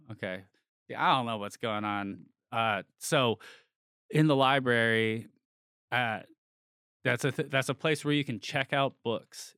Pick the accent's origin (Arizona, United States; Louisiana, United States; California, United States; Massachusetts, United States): California, United States; near San Francisco; I grew up near San Francisco